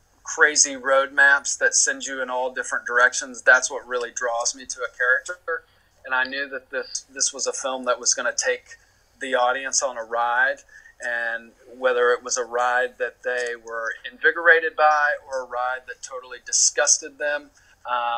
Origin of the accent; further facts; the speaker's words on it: the South, United States; moved away; I'm from the South originally. So in terms of character and personality and style and accent, I felt like I had a pretty good handle on those things just because of where I'm from